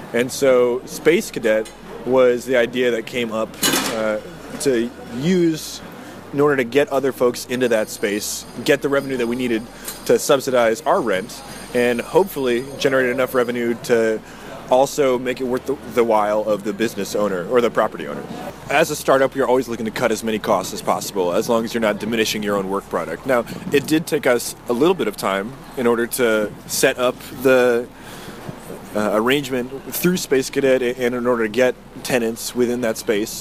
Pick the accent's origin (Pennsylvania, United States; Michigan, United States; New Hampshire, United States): New Hampshire, United States; moved away as an adult; now in San Antonio, United States; I grew up in New Hampshire.